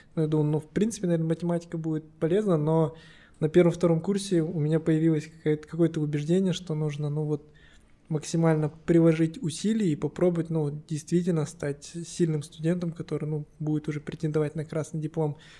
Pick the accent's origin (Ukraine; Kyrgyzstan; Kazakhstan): Kazakhstan; Kostanay, Kostanay Region; also born or lived in Moscow, Russia; now in Astana, Kazakhstan; я вообще родом из Кустаная